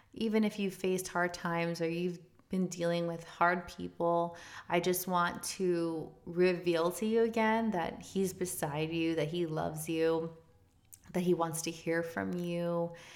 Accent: South Florida, United States; moved away as an adult; also born or lived in Chicago; We're from South Florida.

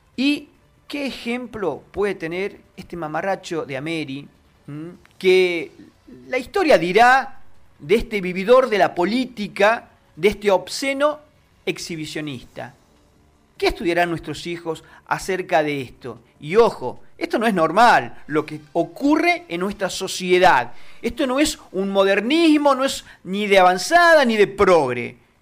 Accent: Argentina; habla de Argentina, habla de nosotros

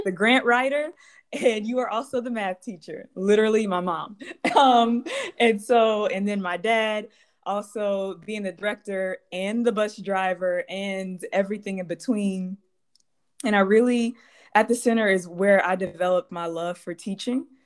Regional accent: Baton Rouge, Louisiana, United States; moved away as an adult; now in Chicago, United States; I grew up in Baton Rouge

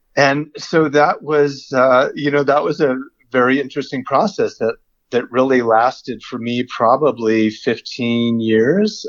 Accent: United States; I'm a white male, so I'm already American

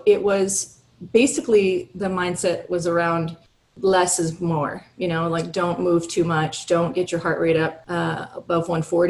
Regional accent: Hawaii, United States; born or raised there

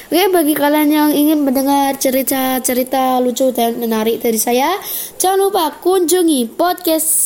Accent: Temanggung, Central Java, Indonesia; tuh di desa saya di mana ya di Magelang Temanggung ya tempatnya

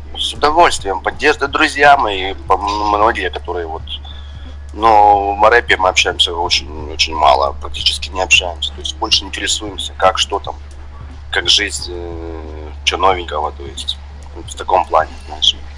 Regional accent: Donetsk, Donetsk Oblast, Ukraine; also born or lived in Pryvillia, Luhansk Oblast; я больше из Донецка, хотя родился в Луганской области

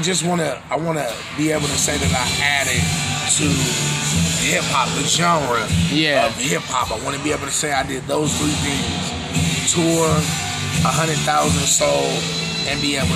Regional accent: San Diego, California, United States; I'm from San Diego, California.

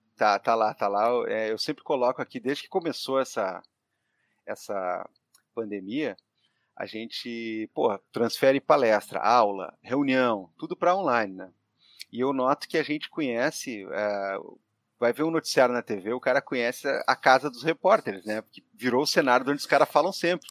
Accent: Porto Alegre, Rio Grande do Sul, Brazil; nascido e criado em Porto Alegre, é, cria do bairro São Geraldo, no quarto distrito

